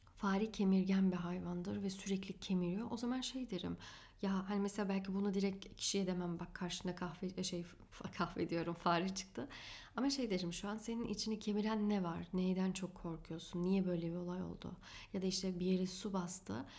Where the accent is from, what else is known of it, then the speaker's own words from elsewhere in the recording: Afyonkarahisar, Turkey; also born or lived in Hanover, Germany; 9 yaşında Hanöfer'den Türkiye'ye taşındık Afyonkarahisar'a.